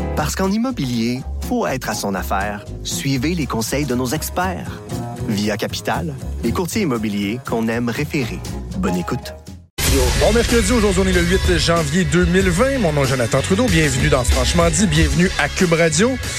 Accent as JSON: {"language": "French", "region": "Quebec", "country": "Canada", "said": "chez nous au Québec"}